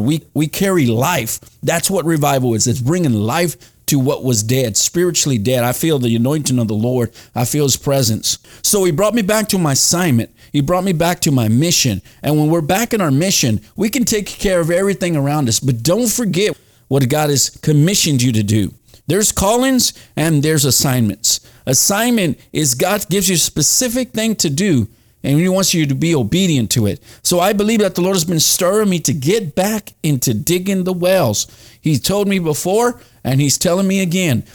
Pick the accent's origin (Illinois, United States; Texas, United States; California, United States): Texas, United States; Dallas; moved away; Dallas, my hometown